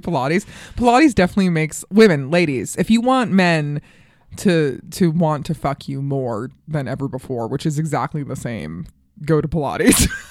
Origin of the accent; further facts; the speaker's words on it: Colorado, United States; also born or lived in New York; now in Los Angeles, United States; I grew up in Colorado